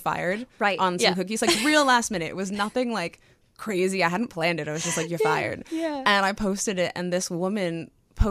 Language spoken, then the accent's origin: English; a town an hour outside Toronto, Ontario, Canada; moved away as an adult; also born or lived in Windsor; now in Kingsville, Canada; I was born in Toronto and then moved to a town that's like an hour outside of it and lived there until 17.